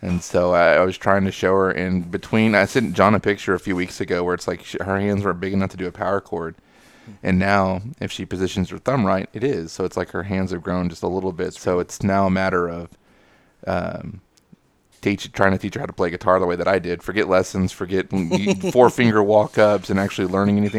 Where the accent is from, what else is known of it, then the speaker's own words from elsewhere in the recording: Texas, United States; I'm from Texas